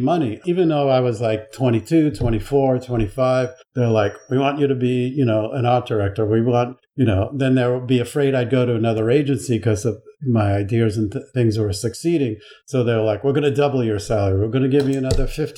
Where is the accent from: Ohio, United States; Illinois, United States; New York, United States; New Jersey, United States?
New York, United States; Long Island; also born or lived in Buffalo; now in New York City, United States; I grew up on Long Island, which is kind of similar